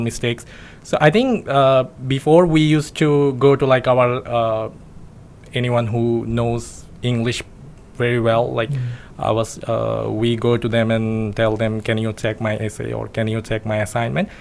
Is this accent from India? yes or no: no; Bangladesh; moved away as an adult; now in Yogyakarta, Indonesia; I'm from Bangladesh